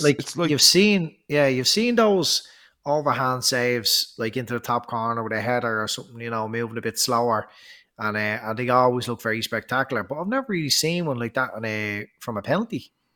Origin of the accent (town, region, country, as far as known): Ireland